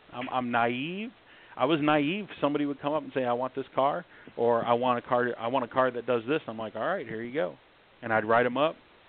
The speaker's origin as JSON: {"language": "English", "town": "Flint", "region": "Michigan", "country": "United States", "tie": "born or raised there", "also_born_or_lived": "Southern California", "moved": "yes", "said": "I was raised in the hood. I'm from Flint, Michigan. Grew up all around Michigan, ended up moving to Southern California."}